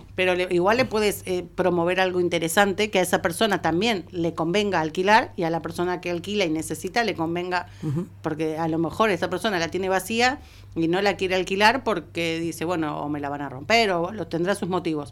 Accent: Argentina; moved away; soy, soy argentina

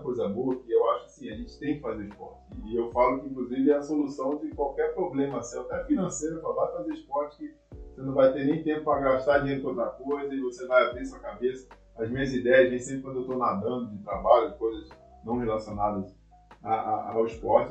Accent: Rio de Janeiro, Brazil; na cidade onde eu nasci

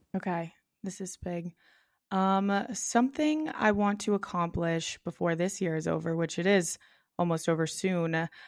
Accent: Boston, Massachusetts, United States; I grew up in South Boston, which is like kind of a city, a little bit of a neighborhood area in Boston

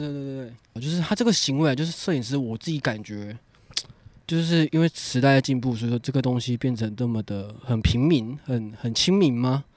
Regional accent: Malaysia; now in Taiwan; 我家，家乡，嘉博，我们那个城市叫嘉博，超远

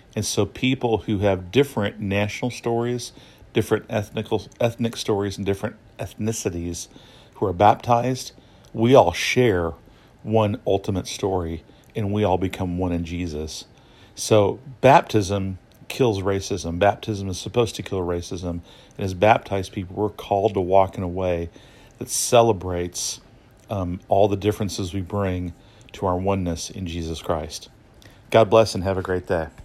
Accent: United States; I'm an American citizen. I grew up in the United States

